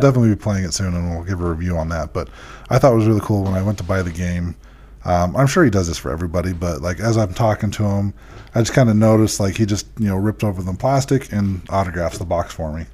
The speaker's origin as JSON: {"language": "English", "region": "Utah", "country": "United States", "said": "we told him we're from Utah"}